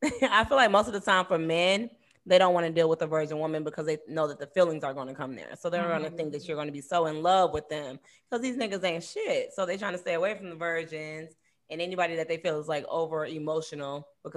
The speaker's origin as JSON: {"language": "English", "town": "Cleveland", "region": "Ohio", "country": "United States"}